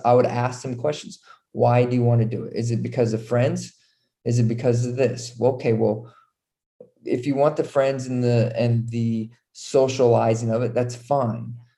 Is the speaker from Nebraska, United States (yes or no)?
yes; Nebraska, United States; moved away as an adult; also born or lived in Utah / Texas / North Carolina; I'm originally from Nebraska, small town in Nebraska.